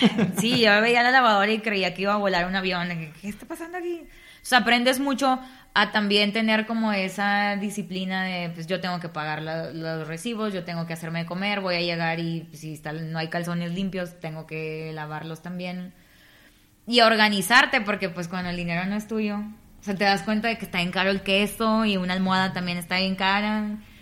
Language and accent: Spanish; Nuevo Laredo, Tamaulipas, Mexico; yo soy de Nuevo Laredo, Tamaulipas.